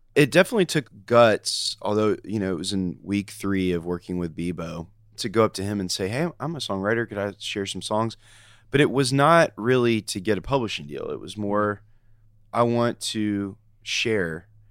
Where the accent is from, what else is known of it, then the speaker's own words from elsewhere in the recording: Nashville, Tennessee, United States; I am a Nashville kid. I grew up in West Nashville